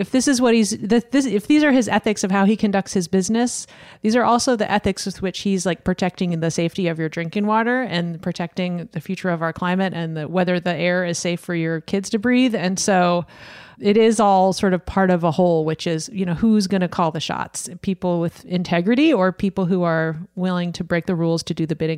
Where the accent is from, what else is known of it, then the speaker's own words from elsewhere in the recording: Gatlinburg, Tennessee, United States; I grew up in Gatlinburg, where we cruised up and down the strip